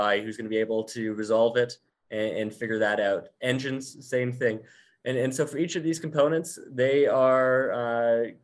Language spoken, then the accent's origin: English; Abbotsford, British Columbia, Canada; the Abbotsford Air Show. Aside from being obviously one of the biggest, it's also my hometown show. I remember going to that as a child